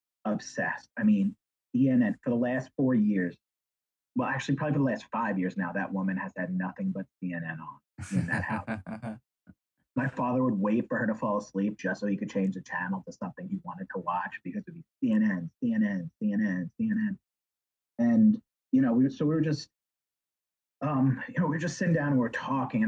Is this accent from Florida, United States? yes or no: no; New York, United States; moved away; I'm from New York originally